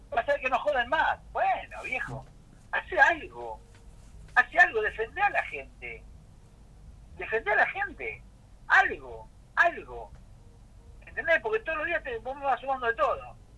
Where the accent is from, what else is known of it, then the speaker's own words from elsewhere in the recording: Buenos Aires, Argentina; Los porteños tenemos la culpa